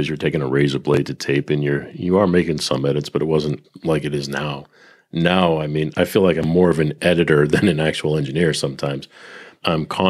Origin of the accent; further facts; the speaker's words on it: Northeast, New England, United States; moved away; also born or lived in Nashville; growing up in the Northeast, I played in rock bands